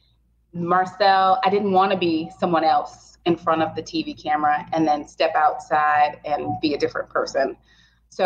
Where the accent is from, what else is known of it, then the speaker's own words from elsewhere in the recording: Opelousas, Louisiana, United States; also born or lived in Baton Rouge; I'm from Opelousas